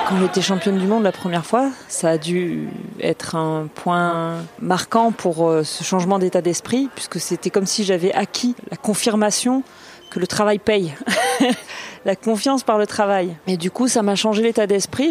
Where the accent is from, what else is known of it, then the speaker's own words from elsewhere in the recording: Marseille, Provence-Alpes-Côte d'Azur, France; also born or lived in L'Union, near Toulouse; Je suis née à L'Union, à côté de Toulouse, et j'ai grandi à Marseille. Euh, je suis une fille et une femme du Midi